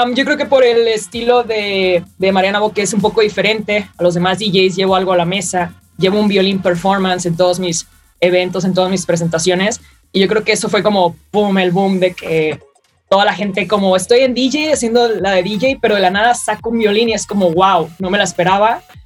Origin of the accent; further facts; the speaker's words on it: Mexico; siendo la primera mexicana en hacer eso